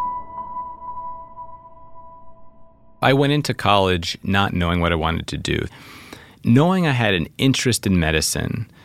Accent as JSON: {"language": "English", "town": "New York City", "region": "New York", "country": "United States", "tie": "born or raised there", "said": "Growing up in New York City, you ride the subway"}